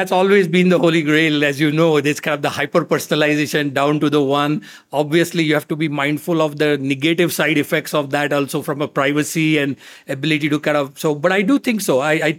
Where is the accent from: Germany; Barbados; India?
India; moved away as an adult; now in United States; I was obviously very fortunate growing up in India, as you can imagine, access to technology